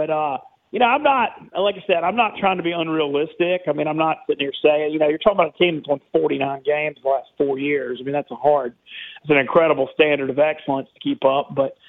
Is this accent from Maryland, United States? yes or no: no; Monroe, Louisiana, United States; moved away as an adult; also born or lived in Oxford, Mississippi / New Orleans / Shreveport / Baton Rouge; now in New York, United States; So I grew up in Monroe, North Louisiana. I grew up in Monroe.